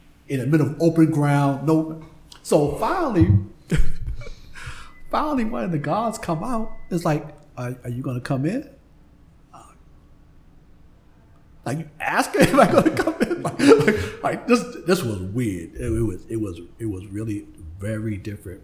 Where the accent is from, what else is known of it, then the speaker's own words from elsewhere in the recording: Boston, Massachusetts, United States; I grew up on Faison Street, which was a couple of streets down from Interville Street.